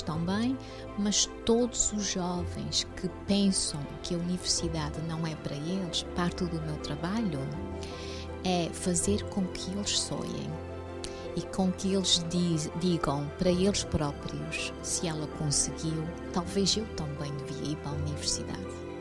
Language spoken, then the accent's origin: Portuguese; Azores, Portugal; now in Toronto, Canada; Porque não só eu sou portuguesa, sou açoriana